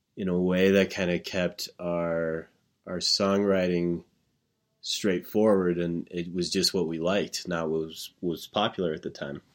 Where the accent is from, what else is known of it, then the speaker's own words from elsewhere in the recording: Wyoming, United States; Growing up in Wyoming